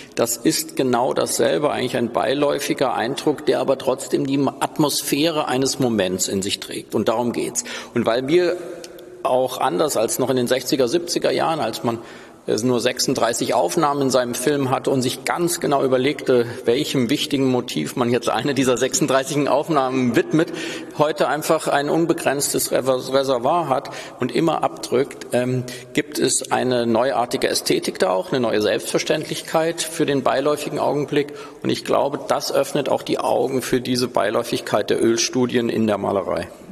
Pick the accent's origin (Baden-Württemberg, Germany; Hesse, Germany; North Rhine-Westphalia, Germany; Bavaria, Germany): Hesse, Germany; Als Hesse